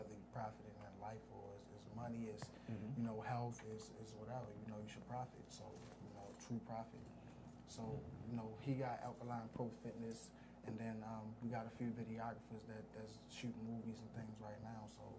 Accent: Baltimore, Maryland, United States; I'm from Baltimore.

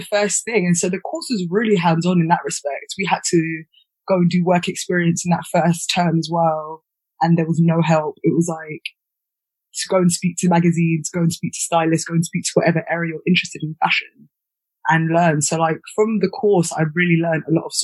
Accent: London, United Kingdom; I grew up in Pimlico, which is SW1 just by the river

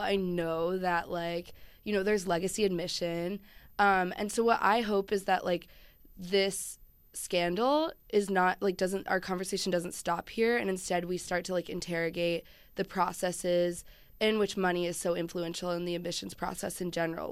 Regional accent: Chapel Hill, North Carolina, United States; I grew up in Chapel Hill, North Carolina

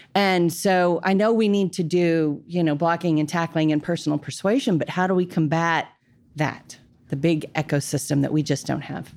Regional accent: Dallas, Texas, United States; from Dallas

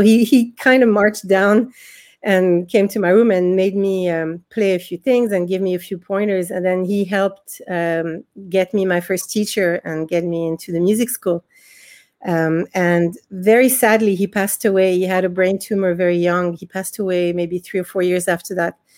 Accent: France; also born or lived in Israel; now in Dublin, Ireland; I was born in Israel, and we moved to France when I was about 6 years old

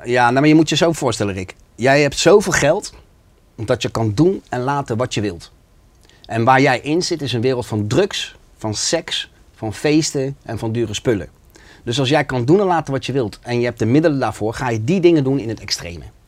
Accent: The Hague, South Holland, Netherlands; ik kom uit Schilderswijk. En bij ons in de omgeving was het heel normaal dat je in de criminaliteit zat.

